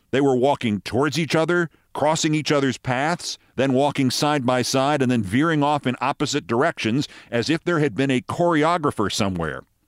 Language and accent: English; Westchester, New York, United States; I was from Westchester